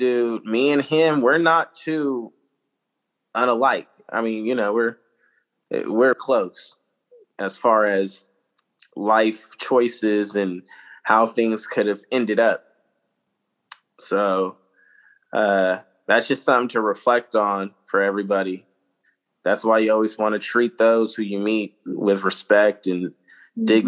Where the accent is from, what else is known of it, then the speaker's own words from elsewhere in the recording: Vallejo, California, United States; the guys that I grew up with in Vallejo as a child